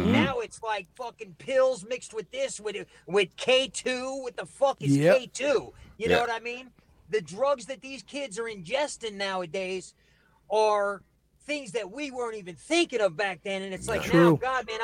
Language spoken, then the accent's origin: English; Barnegat, New Jersey, United States; moved away; also born or lived in South Philadelphia, Pennsylvania; Born in South Philly, raised in Barnegat, New Jersey, which is South Jersey.